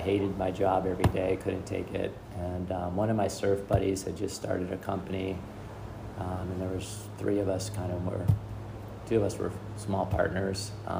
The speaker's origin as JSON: {"language": "English", "town": "Cleveland", "region": "Ohio", "country": "United States", "tie": "born or raised there", "moved": "yes", "said": "I was born in Cleveland, Ohio. As well as Jim, our families are from there. Went to high school in Cleveland"}